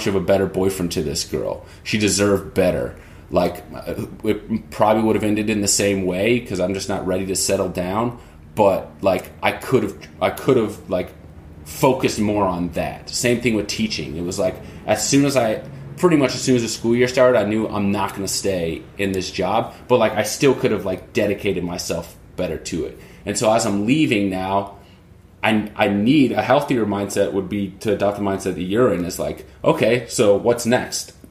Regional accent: the South, United States; I grew up in the South

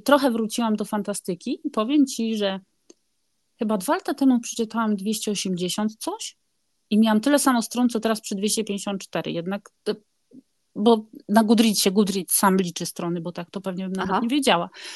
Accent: Gdynia, Pomeranian Voivodeship, Poland; moved away as an adult; also born or lived in Rzeszów, Poland; now in Bergen, Norway; ja jestem z Gdyni

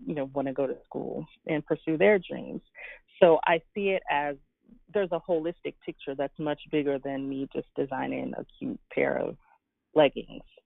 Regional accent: Guyana; I was born in Guyana in the Caribbean

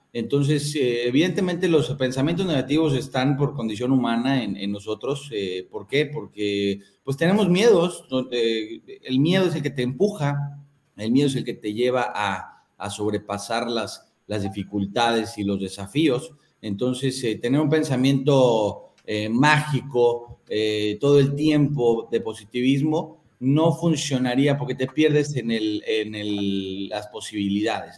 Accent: Mexico; now in Malaysia; soy el único mexicano de todo el continente

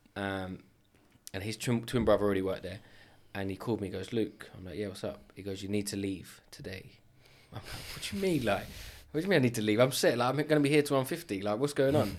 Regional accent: London, United Kingdom; now in Enfield, United Kingdom; I grew up in Edmonton

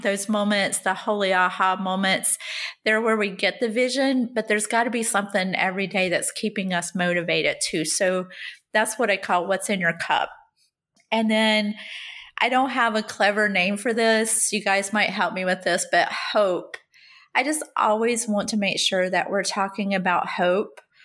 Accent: the South, United States; also born or lived in Rhode Island; now in Connecticut, United States; I'm still a Southerner

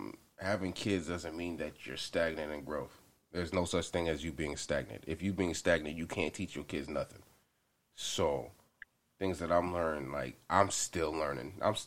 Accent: Atlanta, Georgia, United States; now in Los Angeles, United States; Technically Atlanta from, like, because I've been there for, like, the longest.

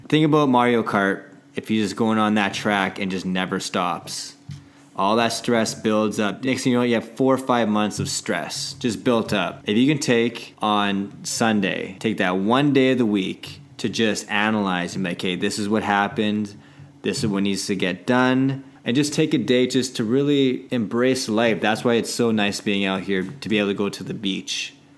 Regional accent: Canada; I'm very Canadian.

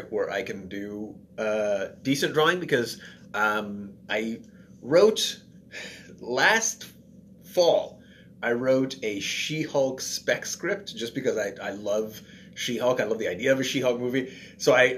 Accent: Ottawa, Ontario, Canada; now in Toronto, Canada; I grew up in Ottawa, and it was like, I have good memories of it.

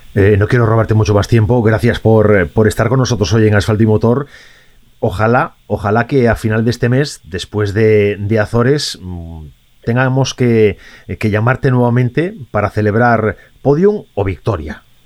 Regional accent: Galicia, Spain; como gallego emotivo

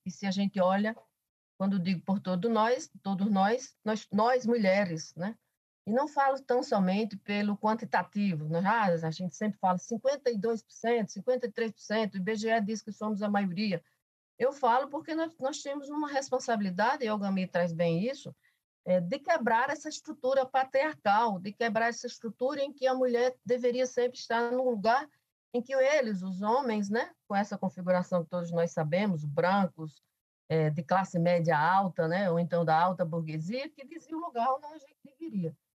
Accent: Alto Sertão da Paraíba, Brazil; sotaque é revelador, eu sou paraibana, eu nasci no Alto Sertão da Paraíba

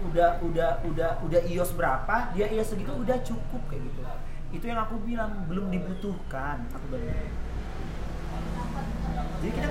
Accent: Tanjung Pinang, Riau Islands, Indonesia; also born or lived in Yogyakarta; ya aku penari yang berkembang di Jogja tapi aku asli Tanjung kan kita buat nama Tanjung Pinang ya

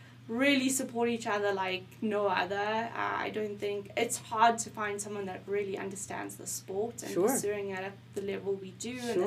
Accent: South Africa; moved away; also born or lived in Boulder; as a South African

